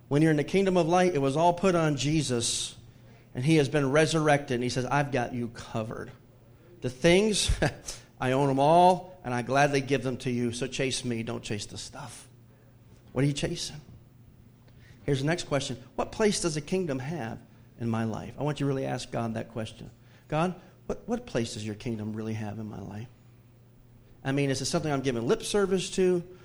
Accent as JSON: {"language": "English", "region": "the South", "country": "United States", "tie": "born or raised there", "said": "even though I grew up in the Bible Belt"}